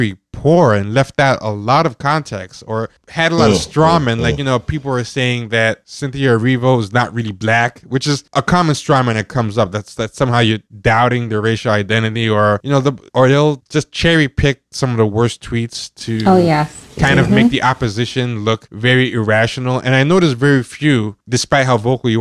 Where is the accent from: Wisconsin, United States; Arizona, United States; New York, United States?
New York, United States; I'm born in America, born in New York, but both my parents are of Haitian descent and are immigrants